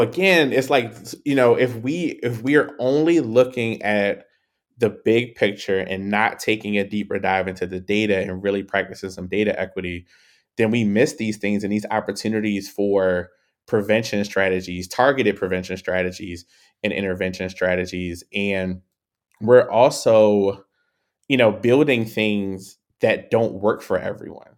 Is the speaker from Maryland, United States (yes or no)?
yes; Baltimore, Maryland, United States; growing up in Baltimore